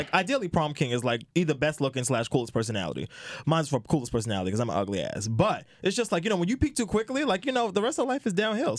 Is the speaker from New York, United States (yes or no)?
yes; New York City, New York, United States; I'm from Brooklyn.